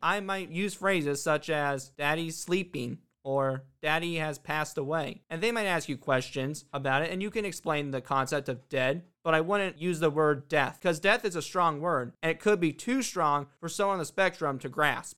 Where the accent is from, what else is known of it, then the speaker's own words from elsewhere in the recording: Indiana, United States; Indiana happens to be my hometown.